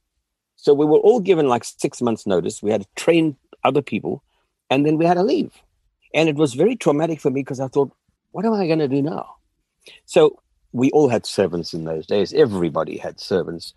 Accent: South Africa; moved away as an adult; also born or lived in Northern Rhodesia; I grew up in South Africa

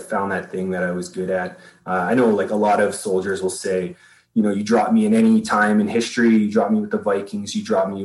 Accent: Canada; I'm a Canadian citizen

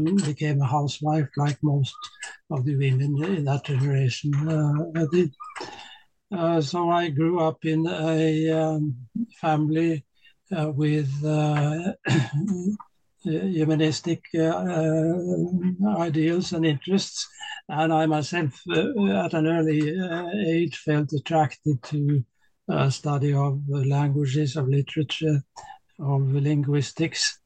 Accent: Oslo, Norway; also born or lived in Tromsø, Norway / New York, United States / St. Petersburg, Russia; I grew up in Oslo, I went to school in Oslo

